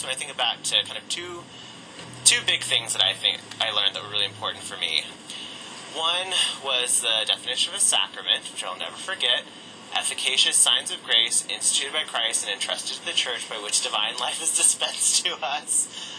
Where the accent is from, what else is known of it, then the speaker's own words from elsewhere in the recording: College Station, Texas, United States; I'm originally from College Station, Texas. Grew up there. It's a college town. Just for context, very conservative, very Republican. I went to a little, like, podunk Catholic school there that I really actually loved.